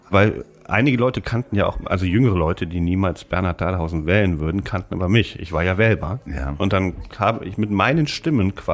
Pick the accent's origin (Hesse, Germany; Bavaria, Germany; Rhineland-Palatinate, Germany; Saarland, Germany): Rhineland-Palatinate, Germany; Asbach; In meiner Heimatstadt Asbach.